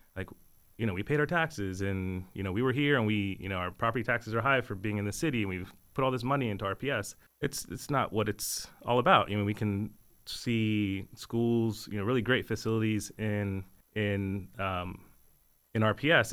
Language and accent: English; Texas, United States; moved away as an adult; now in Richmond, United States; born and raised in Texas